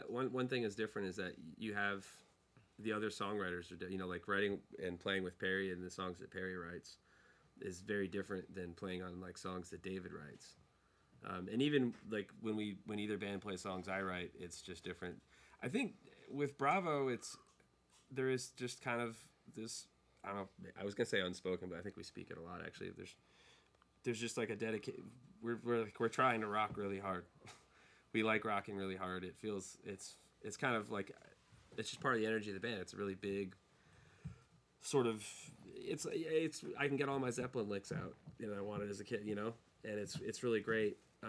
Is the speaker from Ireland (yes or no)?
yes; Ireland; As an Irish person, it's incredibly insulting.